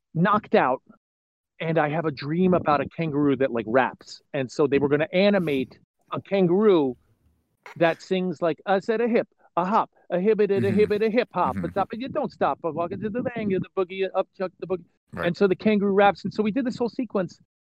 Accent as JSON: {"language": "English", "region": "New York area", "country": "United States", "moved": "yes", "said": "I'm originally from the New York area"}